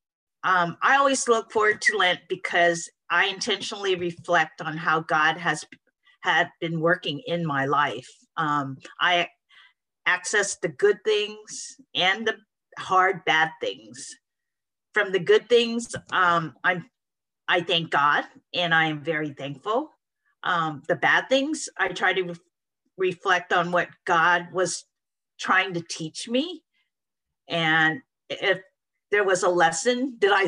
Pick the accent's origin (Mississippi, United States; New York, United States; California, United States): California, United States; San Francisco; I was born and raised in San Francisco